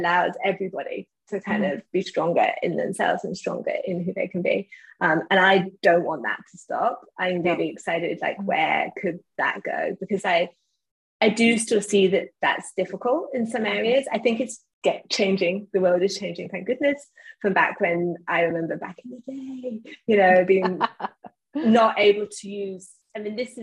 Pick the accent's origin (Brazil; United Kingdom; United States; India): United Kingdom; England; me being English